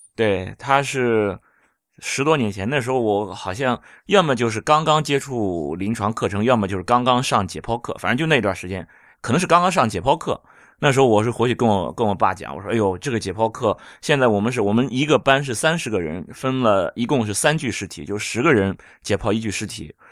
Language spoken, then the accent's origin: Chinese; Jinan, Shandong, China; 因为我是济南人